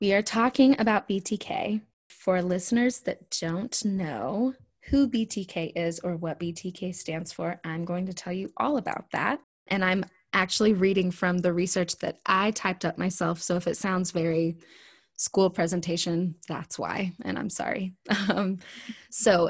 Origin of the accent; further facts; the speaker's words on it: Wichita, Kansas, United States; my hometown in Wichita, Kansas.